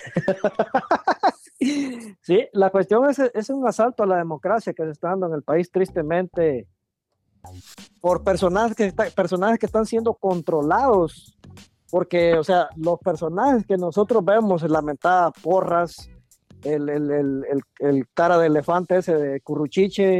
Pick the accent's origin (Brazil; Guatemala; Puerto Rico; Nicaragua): Guatemala; como guatemalteco